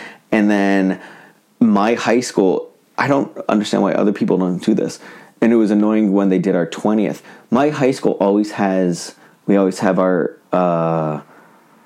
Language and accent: English; New England, United States; I grew up in New England, so it's a very scenic fall